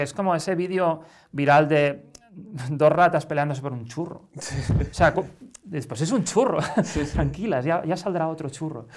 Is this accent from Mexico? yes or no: no; Barcelona, Catalonia, Spain; moved away as an adult; now in Madrid, Spain; hace 16 años que vivo en Madrid, pero soy de Barcelona.